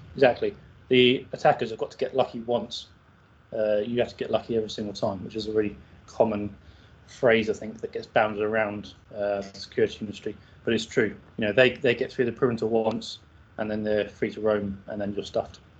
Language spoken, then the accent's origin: English; Ireland; I'm Irish